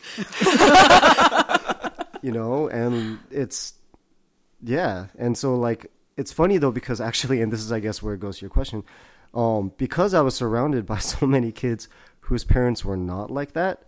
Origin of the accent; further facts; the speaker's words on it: Vancouver, British Columbia, Canada; moved away; also born or lived in San Gabriel, California; I grew up in Vancouver originally